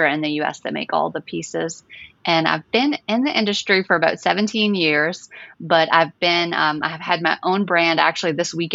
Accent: New Orleans, Louisiana, United States; I'm from New Orleans, Louisiana

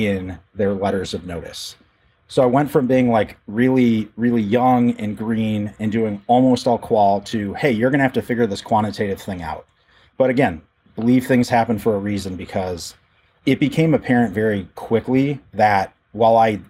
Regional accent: Rockford, Illinois, United States; moved away as an adult; also born or lived in Chicago, Illinois; now in Peoria, United States; I was born and raised in the Rockford, Illinois area

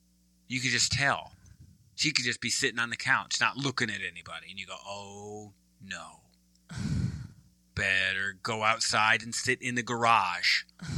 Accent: Midwest, United States; also born or lived in East Coast; now in Texas, United States; I'm a Midwesterner, then East Coast, and now Texas.

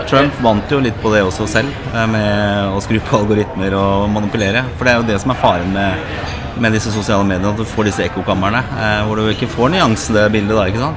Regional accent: Oslo, Norway; also born or lived in Lindeberg, Oslo; er jo født og oppvokst på Torshov og, og Grünerløkka

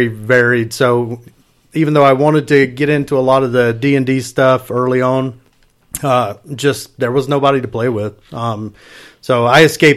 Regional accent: the Bible Belt, the South, United States; I grew up in the Bible Belt

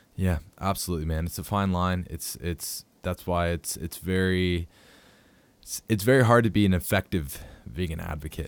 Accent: Pittsburgh, Pennsylvania, United States; I'm from Pittsburgh

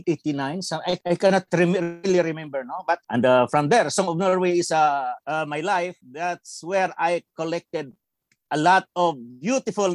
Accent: Philippines; I'm from the Philippines.

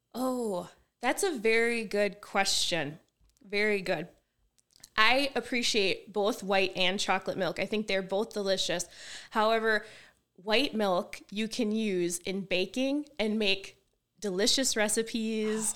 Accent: Kiel, Wisconsin, United States; I grew up in Kiel, which is located in Manitowoc County

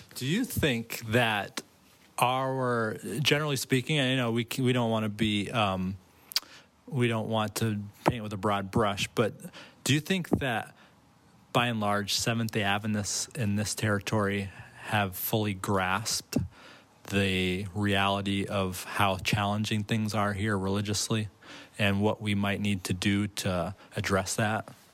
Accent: Massachusetts, United States; now in Maine, United States; I was born in Massachusetts

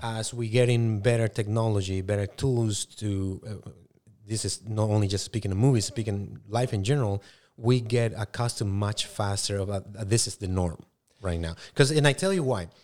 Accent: Paraguay; English is a second language; moved away; I was born and raised in South America, in Paraguay.

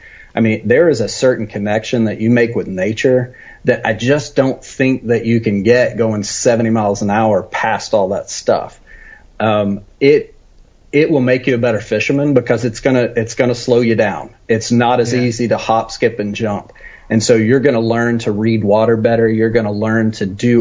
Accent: West Texas, United States; So I grew up in West Texas, out that direction.

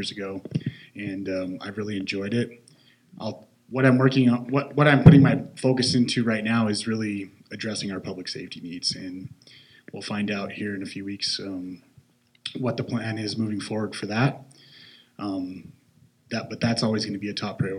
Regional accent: the Hi-Line, Montana, United States; now in Great Falls, United States; I grew up on the High Line and came to Great Falls

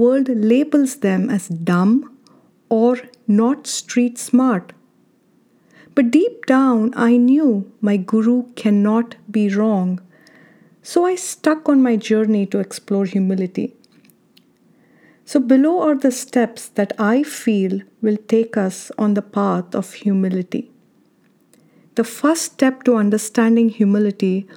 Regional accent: India; now in United States; I don't think the word humility existed in my dictionary while growing up in India

